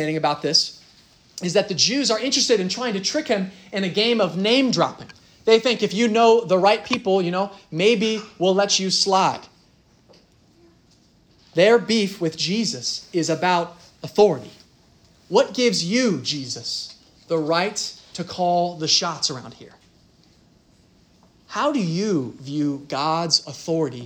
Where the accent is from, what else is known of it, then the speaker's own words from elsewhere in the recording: Dublin, Ohio, United States; I'm from Dublin, Dublin, Ohio.